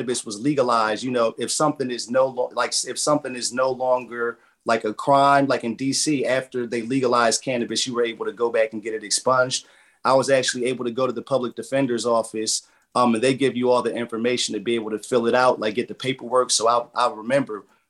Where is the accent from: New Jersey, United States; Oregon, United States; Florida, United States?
New Jersey, United States; here in New Jersey, I just applied for a license to have a dispensary here in my hometown